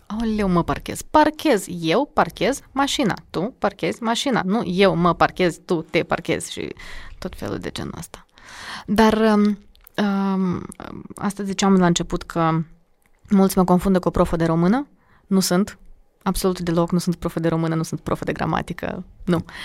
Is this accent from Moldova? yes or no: yes; Chișinău, Moldova; Eu sunt din Chișinău, uh, mama e de la nord, Iedineț, Gordinești, și tata e din Lozova, Strășeni. Dar eu mă consider de la nord